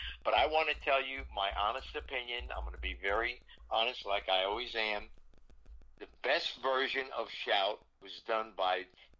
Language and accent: English; New Jersey, United States; I grew up on Columbia Avenue, State, New Jersey. Next door to my house, because we had an integrated neighborhood, was a Baptist church